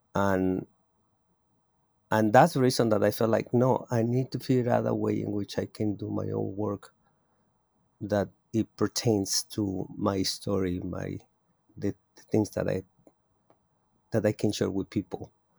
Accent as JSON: {"language": "English", "region": "Mexico City", "country": "Mexico", "tie": "born or raised there", "moved": "as an adult", "lives_now": "Oakland, United States", "said": "I was born in Mexico City. I am a native of Mexico City, and I immigrate thirty-three years ago to the Bay Area"}